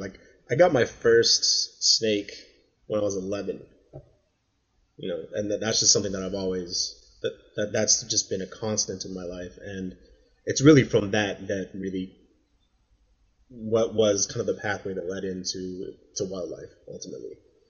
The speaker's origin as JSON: {"language": "English", "town": "San Antonio", "region": "Texas", "country": "United States", "tie": "born or raised there", "said": "And where I grew up in San Antonio, our house, I grew up on, I'm an Air Force brat, so I grew up in the Air Force"}